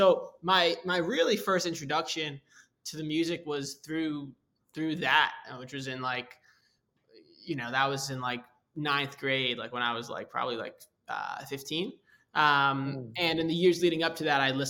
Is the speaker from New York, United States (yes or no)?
yes; New York, United States; I grew up in New York